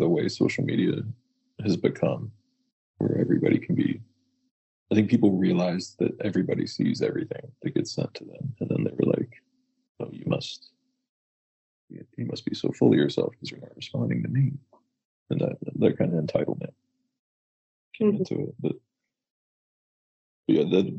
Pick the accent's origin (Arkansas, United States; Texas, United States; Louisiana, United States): Texas, United States; Fort Worth; I grew up in Fort Worth, Texas